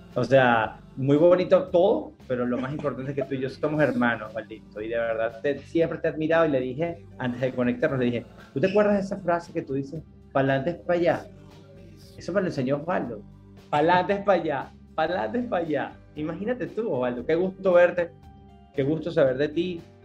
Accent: Caracas, Capital District, Venezuela; moved away as an adult; now in United States; yo me crié en Santa Mónica, en Caracas, Venezuela

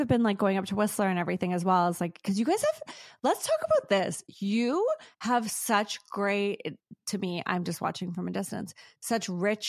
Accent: Singapore; moved away; I grew up in Singapore.

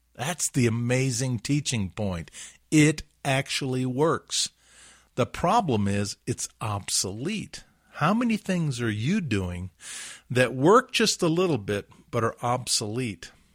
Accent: Huntsville, Alabama, United States; my hometown, Huntsville, Alabama

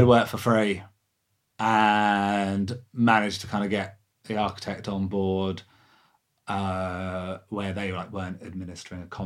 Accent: Lewes, South East England, United Kingdom; I'm from Lewis

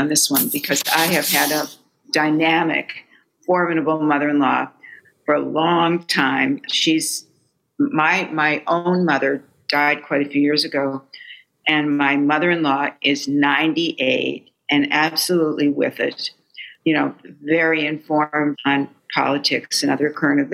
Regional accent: Fargo, North Dakota, United States; moved away as an adult; now in New York, United States; I grew up far away from grandparents. I was raised in Fargo, North Dakota

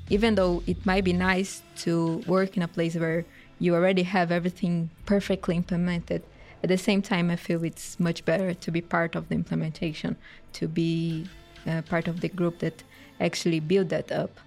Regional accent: Brazil; moved away as an adult; now in Sweden; I'm from Brazil

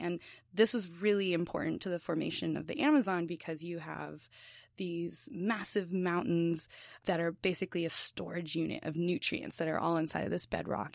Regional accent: Los Angeles, California, United States; moved away; I'm from East L A in Southern California

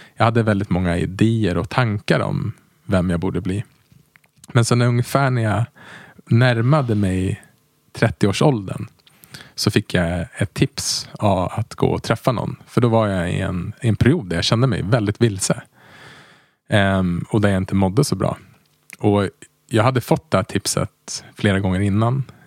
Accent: Västerås, Västmanland, Sweden; moved away as an adult; also born or lived in Uppsala; jag är uppvuxen i Västerås och sen flyttade jag till Uppsala där jag läste ekonomi

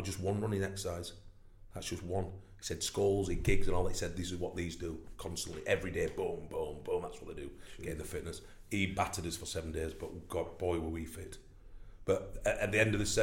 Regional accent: Barnsley, Yorkshire and the Humber, United Kingdom; I'm from Barnsley.

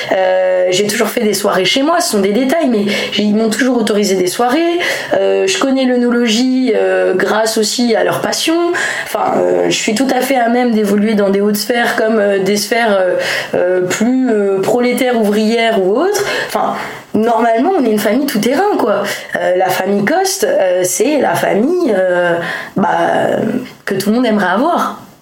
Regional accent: Lyon, Auvergne-Rhône-Alpes, France; je suis lyonnaise à la base, donc on a beaucoup déménagé

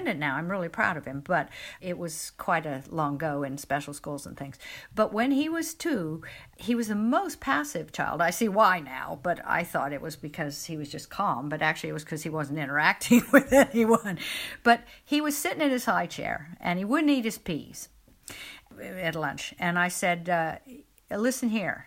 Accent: Midwest, United States; moved away; where I grew up in the Midwest in America

